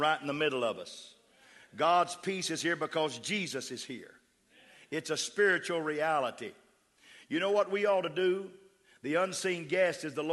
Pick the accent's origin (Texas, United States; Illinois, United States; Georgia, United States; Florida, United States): Texas, United States; West; accent: West Texas; now in Austin, United States; I slip in that West Texas. That's my raising. See, I was raised in West Texas